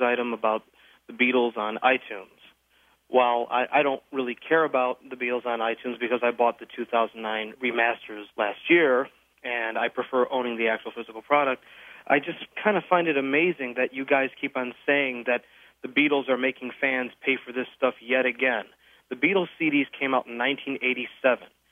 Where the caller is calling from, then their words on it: Phoenix, Arizona, United States; I'm calling from Phoenix, Arizona